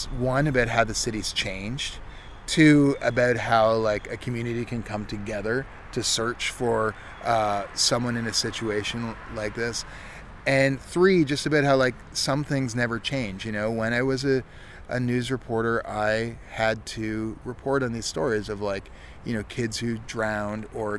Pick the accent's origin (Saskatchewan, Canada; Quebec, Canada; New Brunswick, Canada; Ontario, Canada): Ontario, Canada; now in Halifax, Canada; I grew up in Ontario where that sort of thing's real common